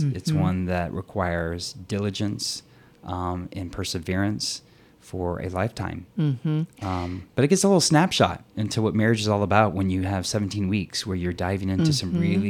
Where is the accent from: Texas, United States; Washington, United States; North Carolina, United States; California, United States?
Texas, United States; sorry, my y'all and my fixing come out every once in a while because I'm from Texas.